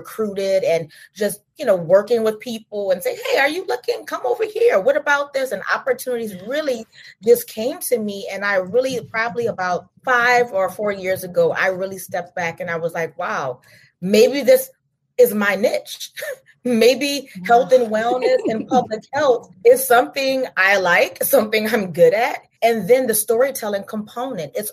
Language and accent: English; Louisiana, United States; I'm from Louisiana. I'm from the flatlands.